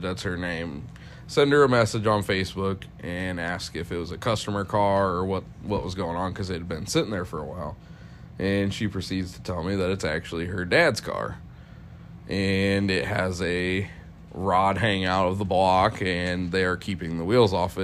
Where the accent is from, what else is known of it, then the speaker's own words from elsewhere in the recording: Ohio, United States; I'm from Ohio. It it sucks.